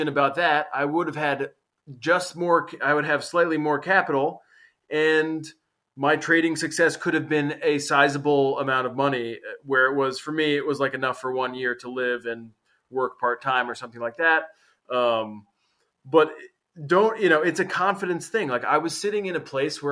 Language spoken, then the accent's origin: English; United States; moved away as an adult; now in Portugal; living in foreign countries for me has given me that as an American